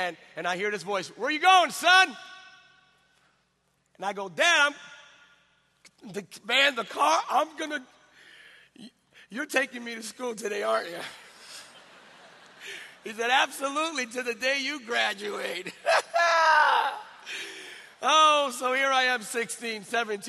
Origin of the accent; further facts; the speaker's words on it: Bethlehem, Pennsylvania, United States; I was raised in a town, a little small town called Bethlehem, Pennsylvania